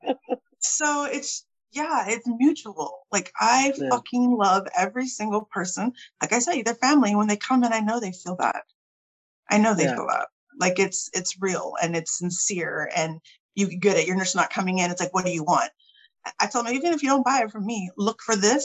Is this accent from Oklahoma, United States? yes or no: no; Lockhart, Texas, United States; also born or lived in California; I'm originally from Cali and my parents moved in the '80s, late '80s, and they decided to come to Texas to retire and they bought up a rental property in Lockhart, like I was saying. And that's what they did. They were landlords. And so my brother and I grew up mowing yards